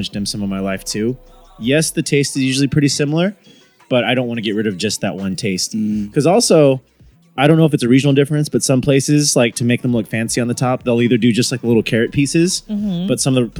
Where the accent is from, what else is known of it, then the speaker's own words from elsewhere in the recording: Sacramento, California, United States; moved away; Growing up in Sacramento as a Chinese American from there